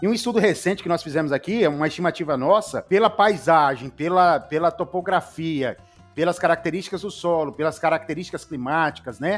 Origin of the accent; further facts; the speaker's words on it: Paraná, Brazil; also born or lived in Dourados, Mato Grosso do Sul; now in Rondônia, Brazil; eu sou paranaense, mas moro em Rondônia já há 35 anos